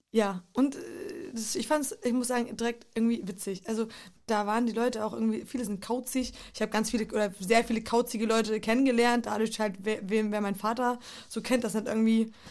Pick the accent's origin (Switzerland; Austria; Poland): Poland; da, wo ich groß geworden bin, in Polen oder überall fast in den slawischen Ländern durch den Kommunismus und Plan Sozialismus